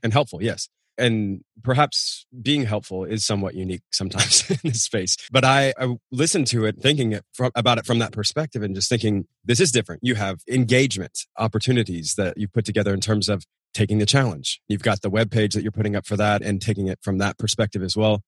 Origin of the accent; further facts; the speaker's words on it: Nashville, Tennessee, United States; moved away as an adult; We're outside of Nashville, Tennessee, my hometown, out in the sticks